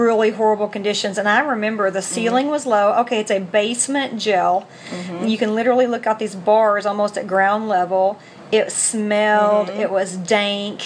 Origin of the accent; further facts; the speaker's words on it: Arkansas-Oklahoma border, United States; we grew up on the Arkansas-Oklahoma border